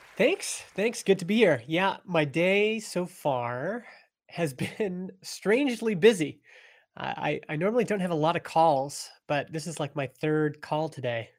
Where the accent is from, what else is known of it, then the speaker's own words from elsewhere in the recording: Stony Plain, Alberta, Canada; moved away as an adult; also born or lived in Edmonton, Canada; now in British Columbia, Canada; I grew up in a little farm town in Alberta, Canada called Stony Plain